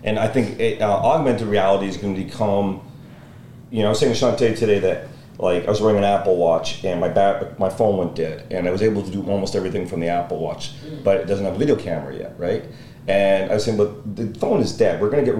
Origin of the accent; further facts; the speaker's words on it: Montreal, Quebec, Canada; I grew up in Montreal.